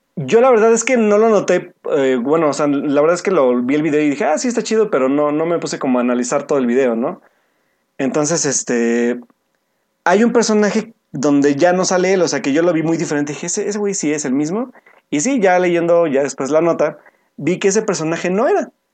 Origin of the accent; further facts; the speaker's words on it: Mexico; nosotros como mexicanos